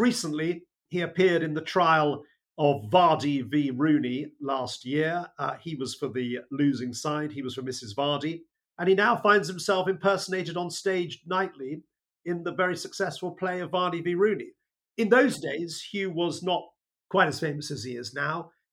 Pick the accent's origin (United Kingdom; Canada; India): United Kingdom; Colchester, East of England; moved away as an adult; also born or lived in Bristol; I was born in England's greatest county, Essex, and England's greatest town, now city, Colchester, and was brought up in Essex for a period of time. Went to a school in Colchester